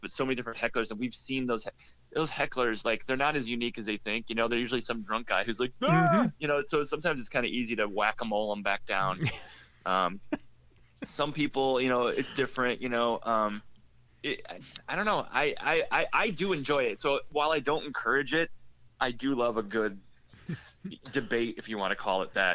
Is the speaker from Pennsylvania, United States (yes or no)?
no; Mason City, Iowa, United States; moved away as an adult; I grew up in Mason City, Iowa, northern Iowa, which is only like 30 minutes from Minnesota